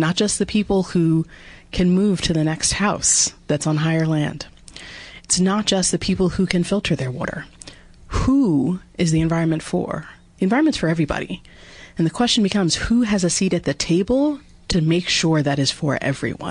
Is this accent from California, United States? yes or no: no; New Jersey, United States; moved away as an adult; also born or lived in Vermont; I grew up in New Jersey, so a Garden Stater